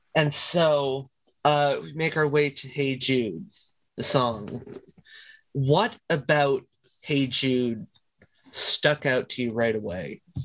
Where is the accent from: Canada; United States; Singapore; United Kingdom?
Canada; I am Canadian. I live not too far from Toronto.